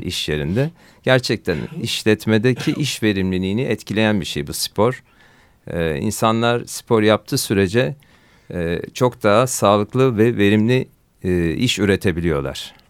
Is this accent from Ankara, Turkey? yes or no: no; Bandırma, Balıkesir, Turkey; ben 1972 Bandırma doğumluyum